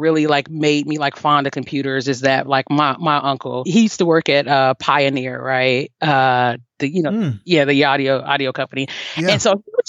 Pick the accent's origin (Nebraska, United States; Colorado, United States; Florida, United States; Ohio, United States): Ohio, United States; Cincinnati; moved away as an adult; also born or lived in Alabama; now in Nashville, United States; So I'm born and raised in Cincinnati, Ohio. I left Cincinnati at 18